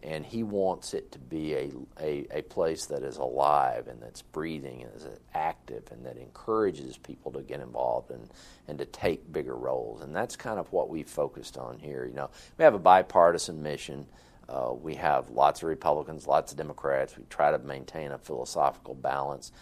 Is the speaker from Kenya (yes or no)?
no; the South, United States; now in Kansas, United States; I'm from the South